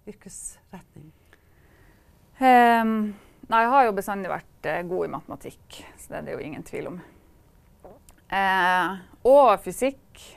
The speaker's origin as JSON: {"language": "Norwegian", "town": "Kirkenes", "region": "Finnmark", "country": "Norway", "said": "jeg er fra Kirkenes."}